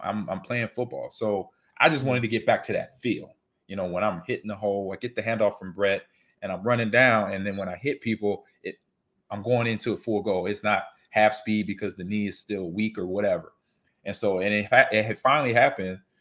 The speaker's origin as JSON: {"language": "English", "town": "Los Angeles", "region": "California", "country": "United States", "tie": "born or raised there", "moved": "yes", "said": "I grew up in California"}